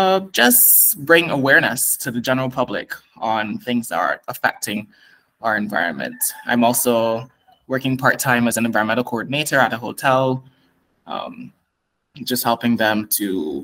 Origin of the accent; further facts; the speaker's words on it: Barbados; I'm from Barbados and I'm 23 years old.